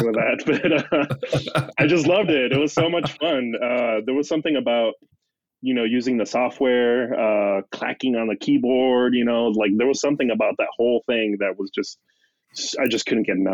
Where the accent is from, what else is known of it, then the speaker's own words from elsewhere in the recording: Mexico; I'm growing up in Mexico